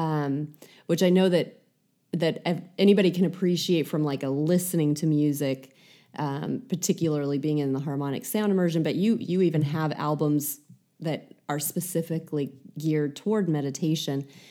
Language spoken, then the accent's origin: English; United States; being American